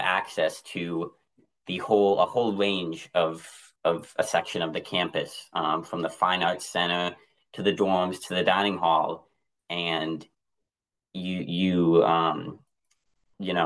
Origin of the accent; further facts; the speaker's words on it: Randolph, Vermont, United States; I've spent pretty much my whole life in my hometown of Randolph